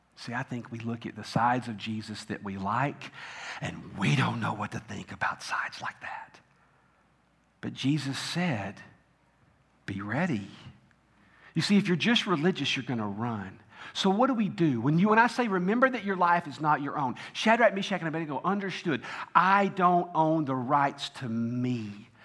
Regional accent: Tennessee, United States; I grew up in Tennessee

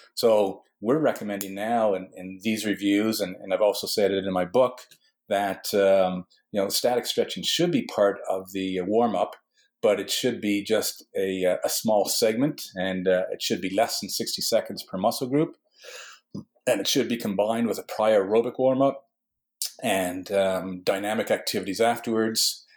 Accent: Western Canada, Canada; now in Newfoundland, Canada; I was born in Western Canada

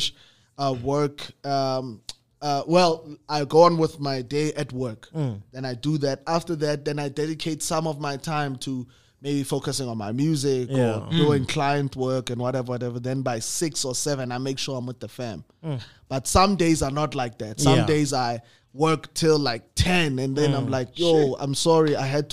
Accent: Kagiso, Gauteng, South Africa; I come from Kagiso

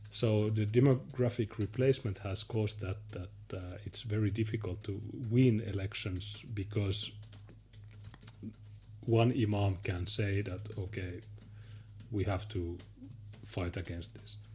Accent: Finland; I'm from Finland, nice.

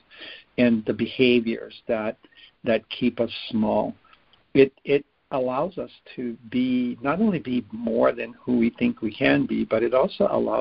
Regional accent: Hawaii, United States; I'm from Hawaii, and my family goes back in Hawaii over 20 generations

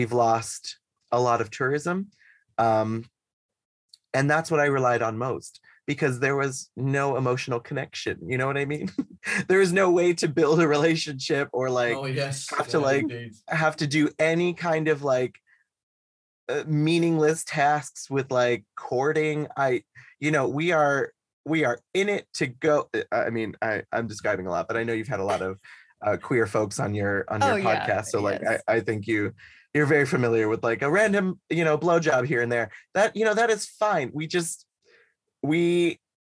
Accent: Boston, Massachusetts, United States; moved away; also born or lived in Shanghai / Los Angeles; I'm from Boston

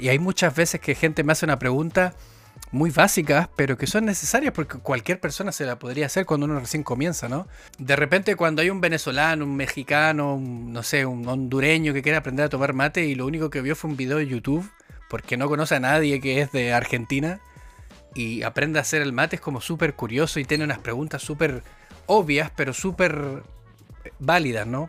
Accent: Antofagasta, Chile; moved away as an adult; also born or lived in London; En Antofagasta, que es de donde vengo yo

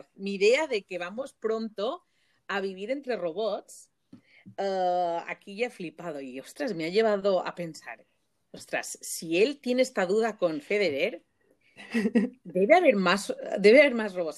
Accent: Mallorca, Balearic Islands, Spain; moved away; yo soy de Mallorca y súper orgullosísima de, mm, de, de, de, venir de la isla

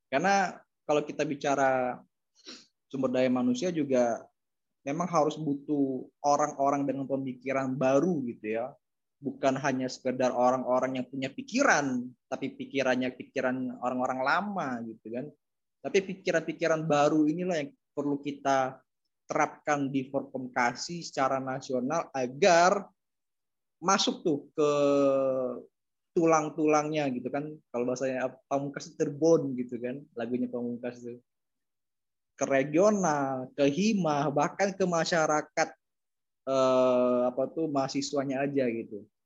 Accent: East Java, Indonesia; Karena saya paham betul, saya juga dari Jatim soalnya gitu kan.

